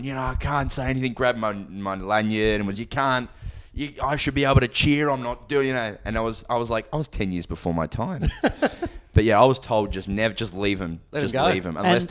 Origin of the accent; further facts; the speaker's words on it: Melbourne, Victoria, Australia; also born or lived in Adelaide, South Australia; so I'm from Melbourne